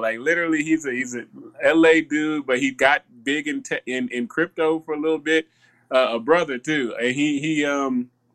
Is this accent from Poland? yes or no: no; the South, United States; I grew up in the South